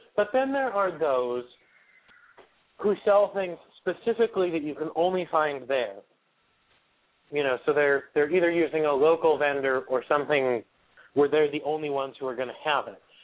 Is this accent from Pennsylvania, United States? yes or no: yes; Wyoming, Pennsylvania, United States; my hometown of Wyoming, Pennsylvania